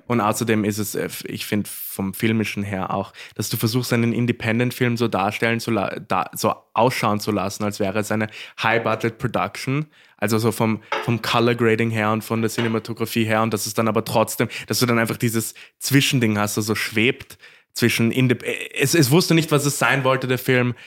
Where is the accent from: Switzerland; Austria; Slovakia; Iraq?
Austria; Korneuburg, Lower Austria; Ich bin ja, ich bin ja waschechter Korneuburger